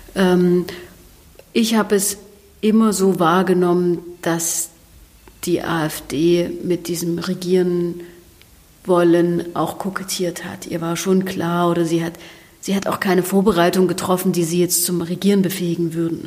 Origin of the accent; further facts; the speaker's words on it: Ore Mountains, Saxony, Germany; ich komme aus dem Erzgebirge